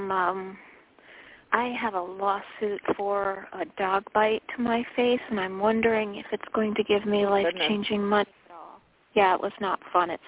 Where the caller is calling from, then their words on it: Connecticut, United States; i'm calling from connecticut